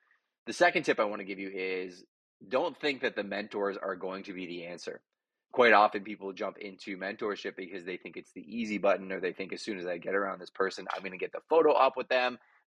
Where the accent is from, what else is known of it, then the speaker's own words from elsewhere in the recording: Montreal, Quebec, Canada; now in London, Canada; So I came from Montreal to London, Ontario, ended up as a bouncer, 155 pounds soaking wet